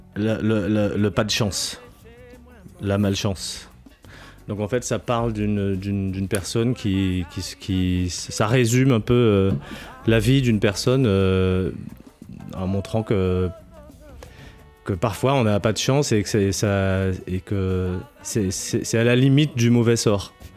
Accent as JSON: {"language": "French", "country": "Guadeloupe", "tie": "born or raised there", "said": "des Grands Fonds, là où j'ai grandi en Guadeloupe"}